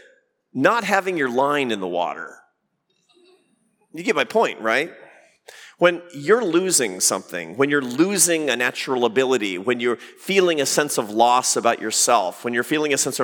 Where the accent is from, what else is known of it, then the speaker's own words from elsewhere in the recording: Seattle, Washington, United States; moved away; I grew up in the Pacific Northwest. I grew up in Seattle, Washington.